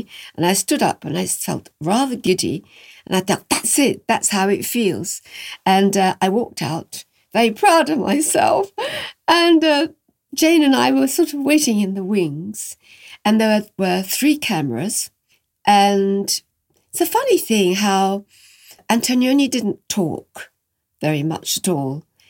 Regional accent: France; And he was Italian and I came from France.

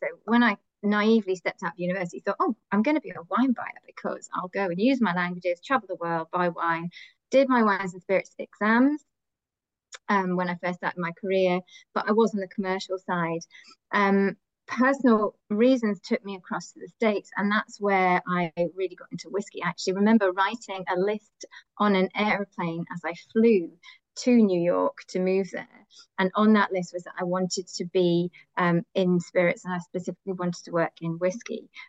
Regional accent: Glasgow, Scotland, United Kingdom; And I grew up in Scotland. I know I don't sound like it, but I did grow up from the age of 10 in Glasgow. So I am, you know, a proper Glaswegian by heart

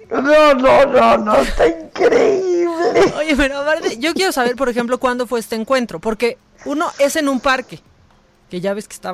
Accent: Guerrero, Mexico; Eh, soy de Guerrero, mucha gente de mi familia le manda saludos

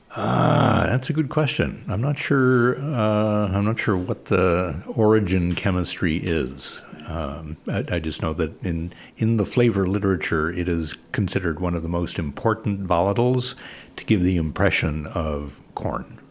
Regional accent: Illinois, United States; moved away; I grew up in Illinois, great corn in Illinois

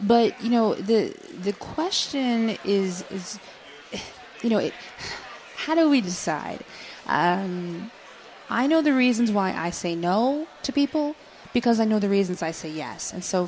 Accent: Germany; born there; Yeah, I was born in Germany.

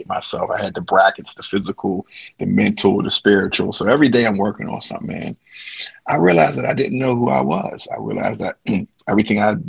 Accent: Pittsburgh, Pennsylvania, United States; Born and raised in Pittsburgh, Pennsylvania, the steel city of bridges

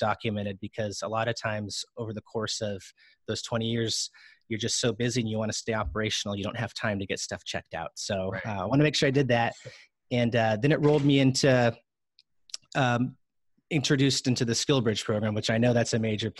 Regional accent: Southern California, United States; moved away as an adult; I'm originally from Southern California.

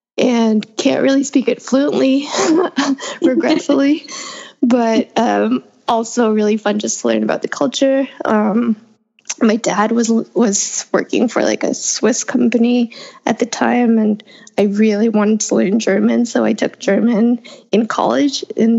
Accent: Toronto, Ontario, Canada; moved away as an adult; also born or lived in Hong Kong; now in New York, United States; growing up in Toronto, it was a completely different vibe.

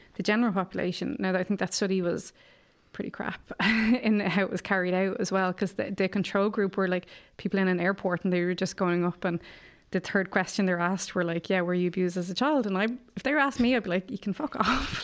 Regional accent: Ireland; growing up in Ireland

